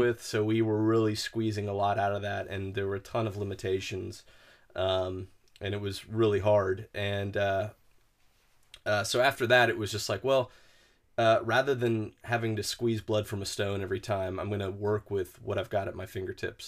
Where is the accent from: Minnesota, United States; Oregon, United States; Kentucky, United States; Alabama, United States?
Alabama, United States; Huntsville; growing up in Huntsville